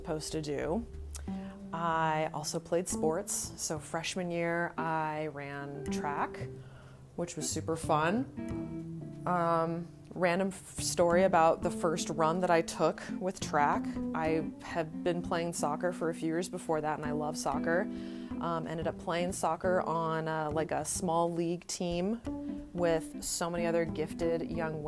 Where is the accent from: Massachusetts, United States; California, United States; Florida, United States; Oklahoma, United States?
California, United States; Redding; also born or lived in San Diego, California; I was born and raised in this small town called Redding, California, that's located about 2.5 hours north of Sacramento